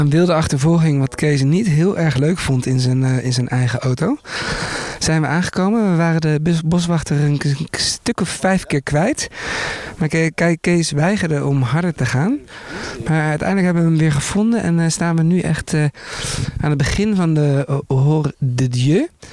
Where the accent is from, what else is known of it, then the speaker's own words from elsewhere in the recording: Netherlands; ik loop als Hollander lekker op mijn slippertjes